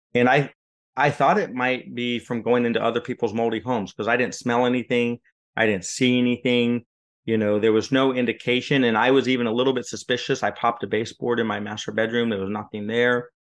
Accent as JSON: {"language": "English", "region": "West Coast", "country": "United States", "moved": "as an adult", "lives_now": "Florida, United States", "said": "I'm from the West Coast"}